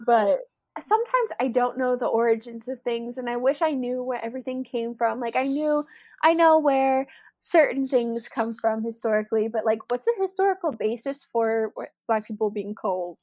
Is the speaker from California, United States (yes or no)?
no; Arkansas, United States; accent: southern; moved away as an adult; also born or lived in New Orleans; a lot of people don't think I have a southern accent, but I grew up in Arkansas